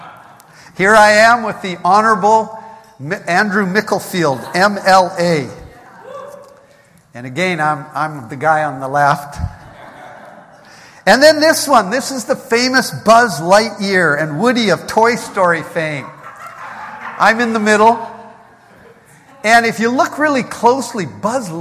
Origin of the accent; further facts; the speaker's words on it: Canada; We're from Canada.